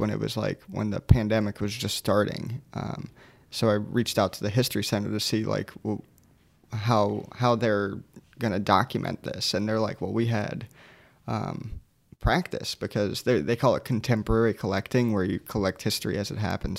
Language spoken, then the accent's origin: English; Sarasota, Florida, United States; now in Orlando, United States; I grew up in Sarasota